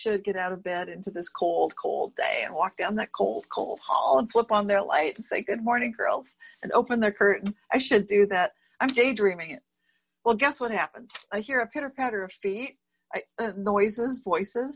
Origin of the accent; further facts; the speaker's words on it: Berkeley, California, United States; a certain street in my town, my hometown of Berkeley